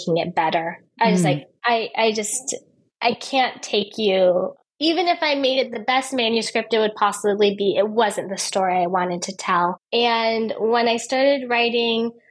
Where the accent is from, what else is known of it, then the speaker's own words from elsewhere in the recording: United States; moved away as an adult; also born or lived in Turkey; now in Istanbul, Turkey; I was born in the United States. And then when I was, I think, 26, I started living abroad